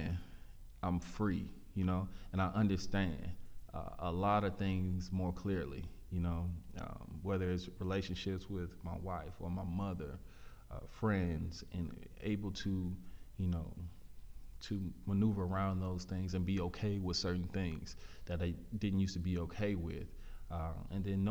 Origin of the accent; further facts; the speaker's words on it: Pearland, Texas, United States; also born or lived in Prairie View, Texas; I came from Pearland, which was a mixed bag of everything